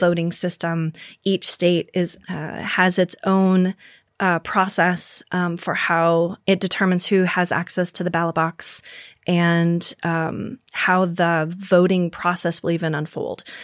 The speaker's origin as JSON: {"language": "English", "region": "Minnesota", "country": "United States", "tie": "born or raised there", "also_born_or_lived": "South Dakota", "moved": "yes", "said": "Minnesota, for example, was my home state."}